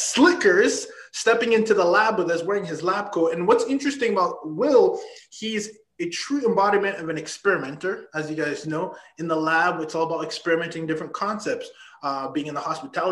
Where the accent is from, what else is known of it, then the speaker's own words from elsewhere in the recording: Canada; I'm Canadian